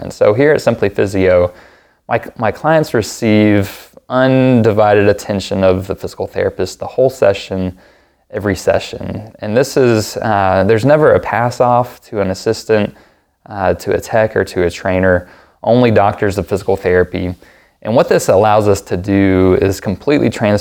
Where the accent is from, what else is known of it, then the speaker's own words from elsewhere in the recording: Knoxville, Tennessee, United States; also born or lived in Memphis, Tennessee; I was raised here in Knoxville, born in Memphis, but grew up in Knoxville